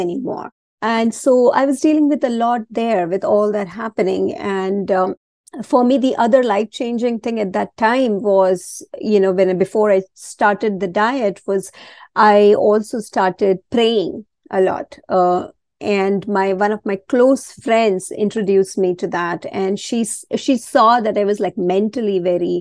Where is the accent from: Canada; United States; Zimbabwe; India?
India; moved away; I was born and raised a Hindu. I was born in India and always raised a Hindu